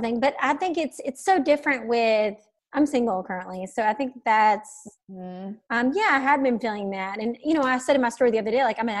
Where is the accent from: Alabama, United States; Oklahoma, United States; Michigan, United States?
Alabama, United States; I grew up, you know, I'm from Alabama. We grew up going to Destin in that area.